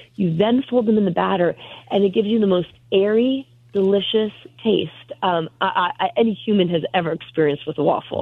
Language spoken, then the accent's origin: English; Northampton, Pennsylvania, United States; moved away as an adult; also born or lived in California; now in Pennsylvania, United States; my hometown theater in Northampton, Pennsylvania